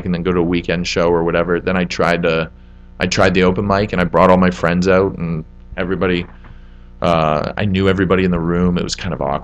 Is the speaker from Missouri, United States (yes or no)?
yes; St. Louis, Missouri, United States; also born or lived in Atlanta, Georgia; That's where I started doing comedy, and that's where I was from. I grew up in St. Louis.